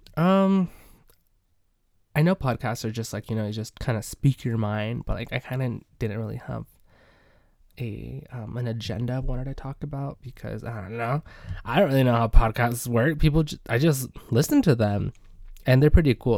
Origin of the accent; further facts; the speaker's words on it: Midwest, United States; I am from the Midwest